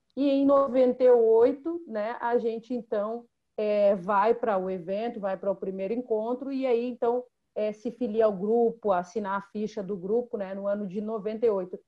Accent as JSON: {"language": "Portuguese", "town": "Rio Grande", "region": "Rio Grande do Sul", "country": "Brazil", "tie": "born or raised there", "said": "eu sou natural de Rio Grande, que é uma cidade do extremo sul do Rio Grande do Sul"}